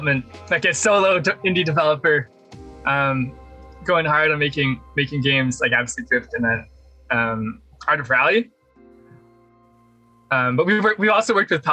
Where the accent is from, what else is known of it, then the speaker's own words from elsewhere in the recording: Vancouver, British Columbia, Canada; I grew up in Vancouver in Canada